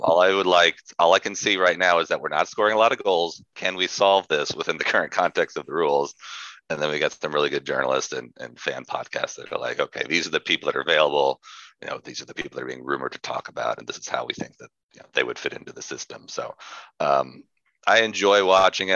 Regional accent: San Antonio, Texas, United States; moved away as an adult; also born or lived in Lubbock, Texas / Dallas, Texas / Fort Worth, Texas; now in Austin, United States; I was born in San Antonio, Texas

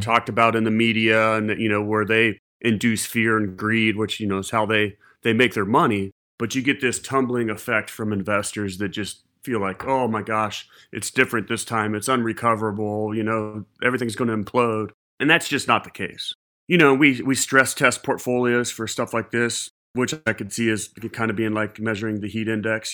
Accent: Ohio, United States; moved away; also born or lived in Charleston; growing up in Ohio

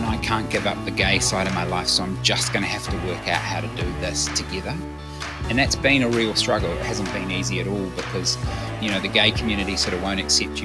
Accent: Orewa, Auckland, New Zealand; I grew up in the sunny North Auckland, in a little place called Orewa.

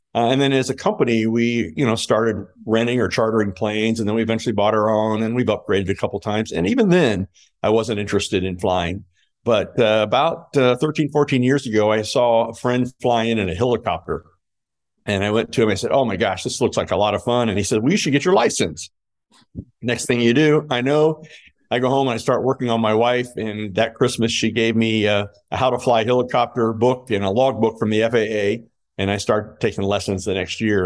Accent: Fort Wayne, Indiana, United States; in my hometown where all my friends and family could come see me play

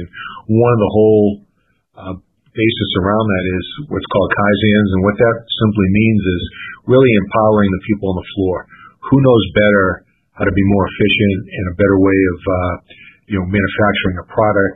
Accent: Sharon, Massachusetts, United States; I grew up in Sharon, Mass.

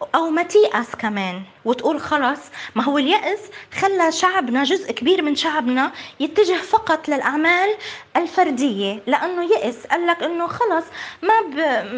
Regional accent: Palestine; أنا كابنة فلسطين

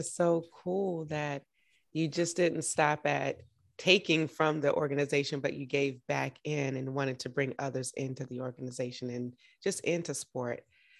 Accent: Augusta, Georgia, United States; I'm in Washington, D.C. right now, but I'm from Augusta, Georgia.

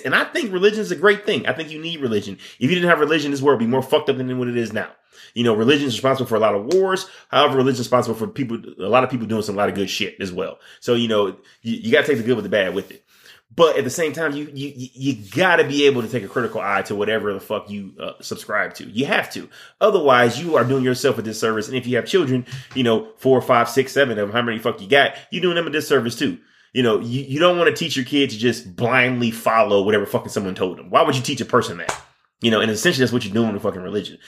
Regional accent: Michigan, United States; I'm from Michigan

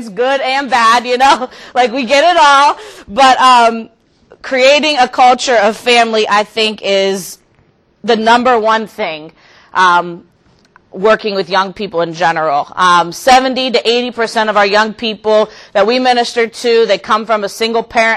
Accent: Youngstown, Ohio, United States; I'm from Youngstown, Ohio

